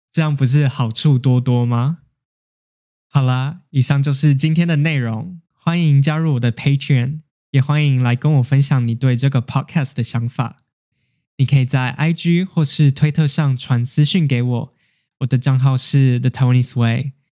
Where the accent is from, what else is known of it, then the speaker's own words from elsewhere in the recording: Taiwan; also born or lived in Japan; 那身为一个台湾人，我在一间日本公司工作